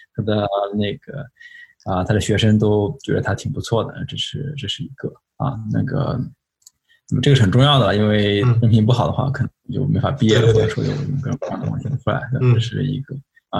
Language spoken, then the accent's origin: Chinese; Shanghai, China; moved away as an adult; also born or lived in Pittsburgh, United States; now in United States; 我是上海人。 ，就是说我从小是上海长大的，啊，然后在那个，在进上海交通大学之前吧，就是一直是在那个上海